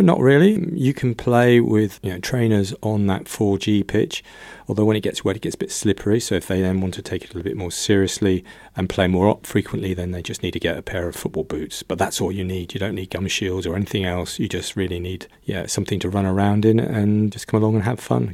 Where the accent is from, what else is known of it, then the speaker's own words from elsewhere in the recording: London, United Kingdom; moved away as an adult; now in Luxembourg; I'm from the U K. I was brought up in London